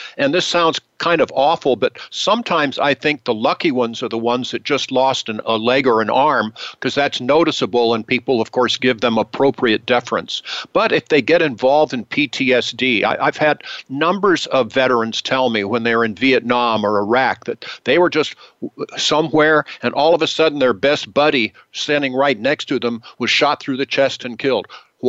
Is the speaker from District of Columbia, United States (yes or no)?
yes; Washington, District of Columbia, United States; born there; also born or lived in California; I was born actually in the District of Columbia during the end of the Second World War, but my parents were domiciled in California, so I am domiciled in California.